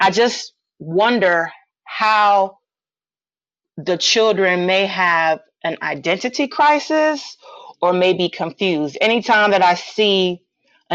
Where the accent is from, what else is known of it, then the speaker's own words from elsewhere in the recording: United States; I was born in the States.